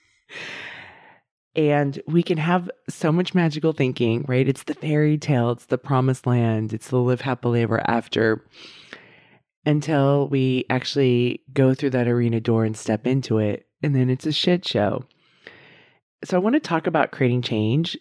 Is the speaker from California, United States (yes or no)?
yes; outside of San Francisco, California, United States; also born or lived in Davis, California; I grew up outside of San Francisco